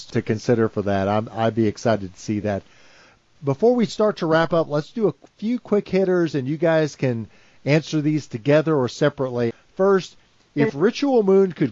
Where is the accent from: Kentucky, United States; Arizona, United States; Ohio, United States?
Kentucky, United States; my home state